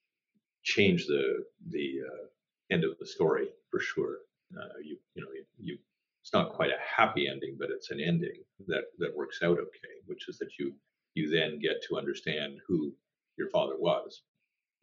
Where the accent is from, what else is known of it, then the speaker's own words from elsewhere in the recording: Toronto, Ontario, Canada; growing up in Toronto